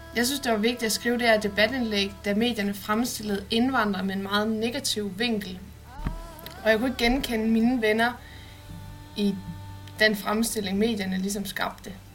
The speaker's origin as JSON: {"language": "Danish", "town": "Odense", "region": "Southern Denmark", "country": "Denmark", "tie": "born or raised there", "moved": "as an adult", "said": "Oprindeligt kommer jeg fra Odense, hvor jeg gik på Tornbjerg Gymnasium"}